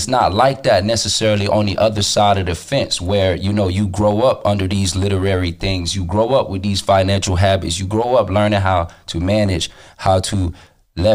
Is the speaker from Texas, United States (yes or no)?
no; West Palm Beach, Florida, United States; I'm from West Palm Beach.